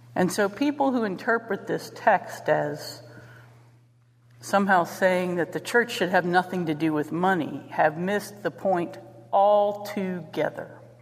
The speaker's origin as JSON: {"language": "English", "town": "St. Clairsville", "region": "Ohio", "country": "United States", "said": "I was from St. Clairsville."}